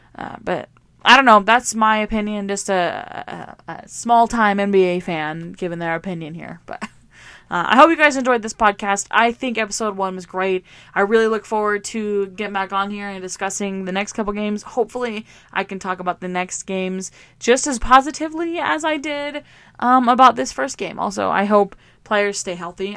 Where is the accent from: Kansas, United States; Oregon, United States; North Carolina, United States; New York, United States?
Oregon, United States; I'm from Oregon